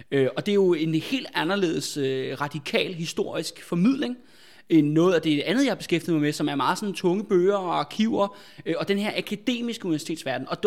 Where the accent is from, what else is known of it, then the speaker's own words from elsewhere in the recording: Albertslund, Capital Region of Denmark, Denmark; som folk også kan høre fra min dialekt, at jeg, jeg er jo fra Albertslund øh, oprindeligt.